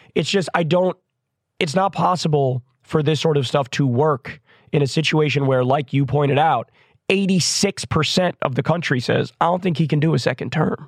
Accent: United States; I'm an American

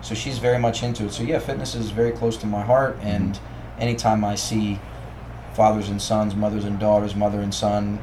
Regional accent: Baltimore, Maryland, United States; moved away; I'm originally from Baltimore, if you didn't detect my accent.

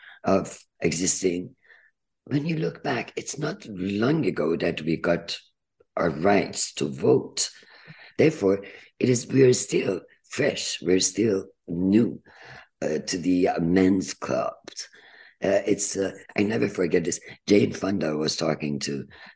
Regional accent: Iran; moved away as an adult; also born or lived in United Kingdom; now in United States; I came from Iran, Turkey

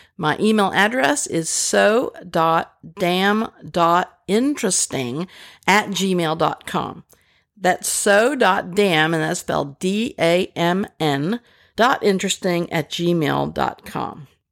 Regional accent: Pennsylvania, United States; also born or lived in Rochester, New York / Pasadena, California; now in Arkansas, United States; I was born in Pennsylvania, which is why the Southerners here in Arkansas, where I live, say that I don't sound quite right.

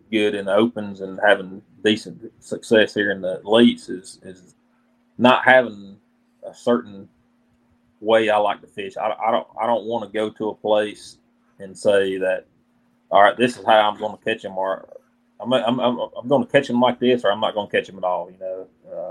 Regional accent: Alabama, United States; I'm from Alabama

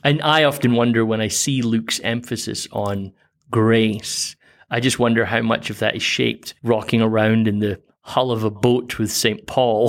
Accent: Scotland, United Kingdom; I grew up in Protestant Scotland

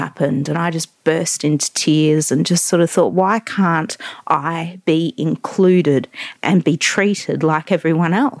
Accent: Perth, Western Australia, Australia; moved away; back in my hometown of Perth

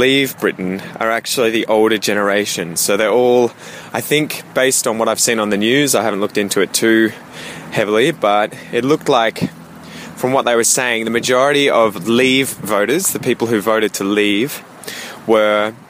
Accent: Australia; I'm from Australia, I have British heritage

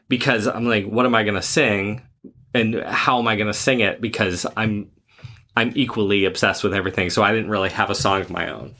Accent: Rhode Island, United States; I'm from Rhode Island

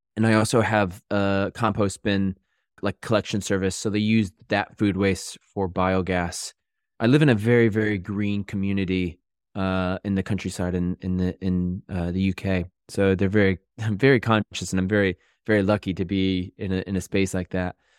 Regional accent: Connecticut, United States; moved away as an adult; also born or lived in New York; now in United Kingdom; I'm from Connecticut

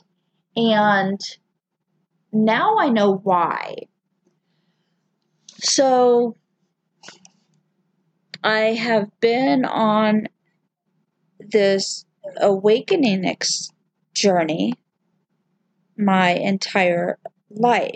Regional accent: the South, United States; I grew up in the South

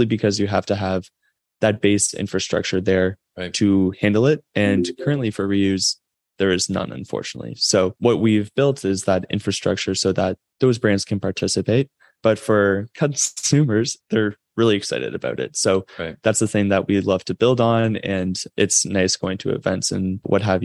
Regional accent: Toronto, Ontario, Canada; also born or lived in Waterloo, Canada; I am from Toronto, Canada.

